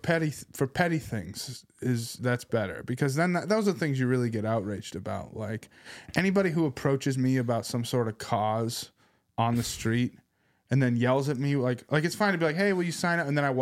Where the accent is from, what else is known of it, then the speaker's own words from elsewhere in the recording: Boston, Massachusetts, United States; also born or lived in Seattle; I was born in Boston, then we lived in Seattle for a bit.